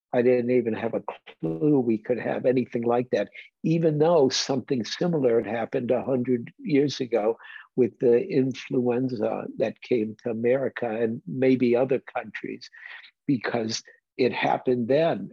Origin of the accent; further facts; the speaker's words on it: Detroit, Michigan, United States; moved away; I grew up in Detroit like Bruce Ackley did.